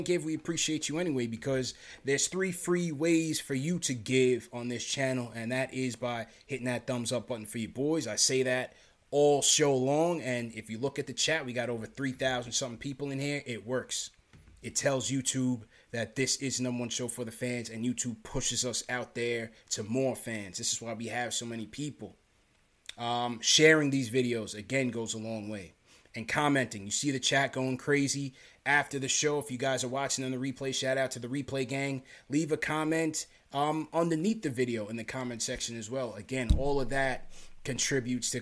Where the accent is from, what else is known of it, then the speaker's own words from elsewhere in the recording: New York City, New York, United States; also born or lived in Canarsie, Brooklyn; I was born in Flatbush, Brookdale Hospital. I used to live down there by the Junction